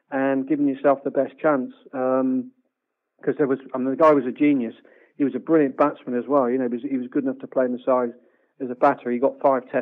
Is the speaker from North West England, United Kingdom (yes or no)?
no; Stroud, South West England, United Kingdom; when I went to play at Stroud Cricket Club. That's my hometown